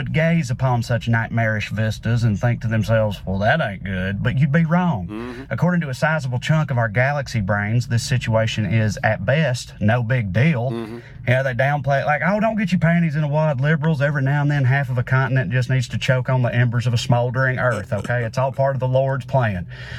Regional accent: the South, United States; As a Southerner, it particularly drives me crazy that conservatives don't believe in climate change because where I'm from, conservatives love the outdoors.

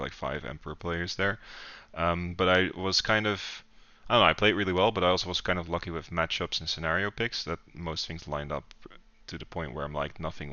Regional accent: Netherlands; I'm from the Netherlands, from Lowlands Wargaming.

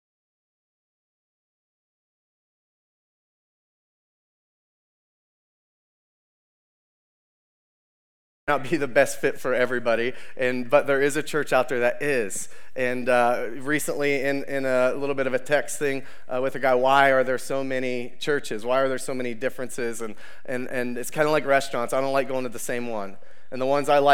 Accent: Ohio, United States; We are from Ohio. We are Ohio strong, right?

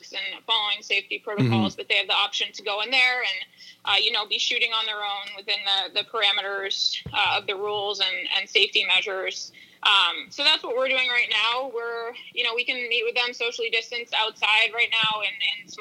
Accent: Bath, Maine, United States; moved away; I grew up in Bath, like, it's 45 minutes north of Portland, right off of Route 1

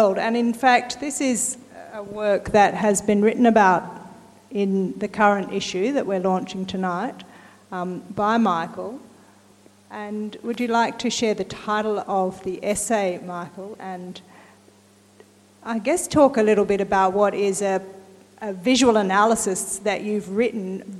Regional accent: Newcastle, New South Wales, Australia; I come from Newcastle

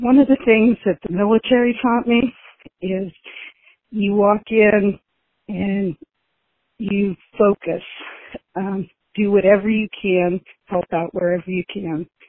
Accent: California, United States; also born or lived in New Mexico / Colorado; now in Wenatchee, United States; Originally, I was born in California

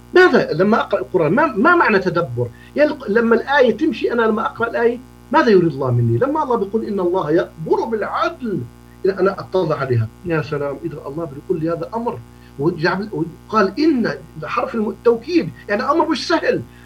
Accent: Jordan; عندنا في الأردن

